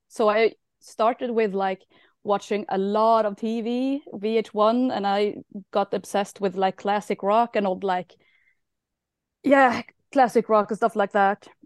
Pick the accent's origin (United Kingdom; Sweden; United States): Sweden; Karlstad, Värmland; I don't live in Stockholm, I live in Karlstad.